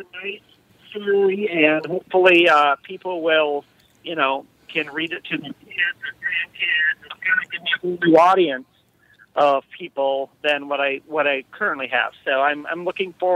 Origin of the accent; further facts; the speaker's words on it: Faribault, Minnesota, United States; I grew up in Faribault, Minnesota